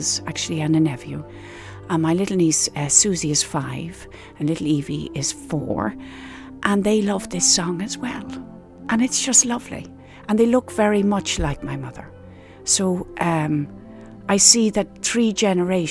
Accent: Skerries, Leinster, Ireland; we grew up in Skerries and we had a house right on the beach

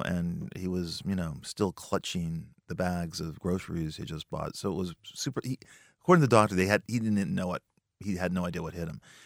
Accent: Los Angeles, California, United States; I grew up in a part of Los Angeles called the San Fernando Valley, a valley boy

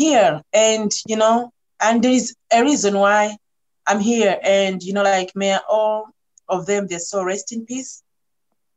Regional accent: Malawi; I'm coming from Malawi where things don't kind of like being talked straightforward

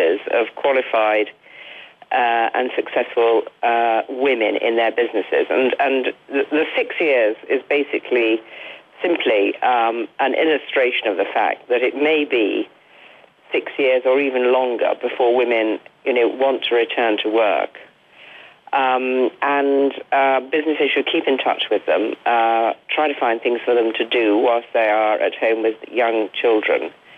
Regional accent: Derby, East Midlands, United Kingdom; I was born in Derby, which is a rather uninteresting town in the middle of England, and had a sort of perfectly normal middle-class sort of upbringing

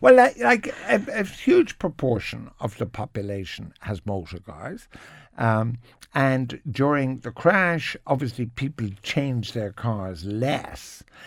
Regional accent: Cork, Munster, Ireland; I'm from Cork, and there used to be a Ford factory. So every second car in Cork was a Ford

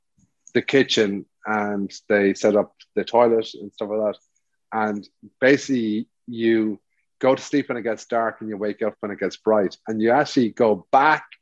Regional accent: Ireland; we're Irish

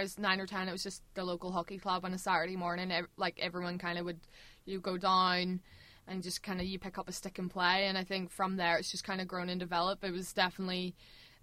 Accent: Larne, Northern Ireland, United Kingdom; I'm from Larne.

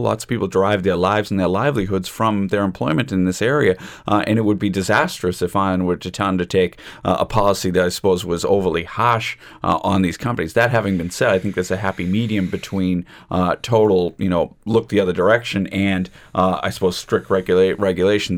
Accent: United States; accent: American; now in Ireland; my American accent

